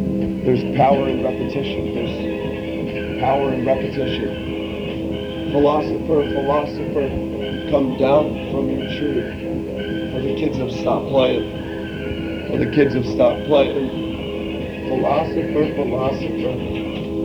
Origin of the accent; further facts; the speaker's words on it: Gainesville, Florida, United States; I was born in Gainesville, Florida. I grew up on 15 acres.